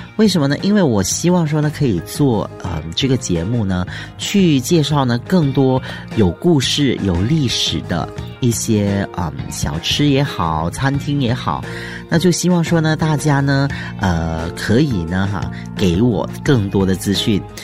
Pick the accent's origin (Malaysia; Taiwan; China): Malaysia; 尤其是我们马来西亚人哦，很喜欢吃辣的